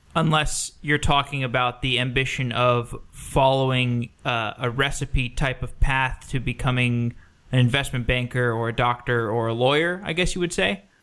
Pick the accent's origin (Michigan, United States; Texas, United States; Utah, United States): Texas, United States; Austin; I grew up in Austin. I spent 23 years there